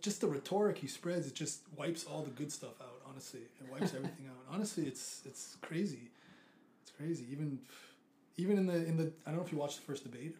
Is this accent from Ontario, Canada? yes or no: no; Montreal, Quebec, Canada; moved away as an adult; now in Japan; even my hometown Montreal